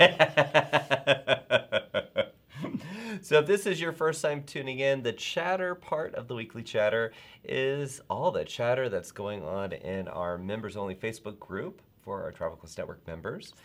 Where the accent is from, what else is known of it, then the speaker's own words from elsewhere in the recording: the South, United States; I am from the South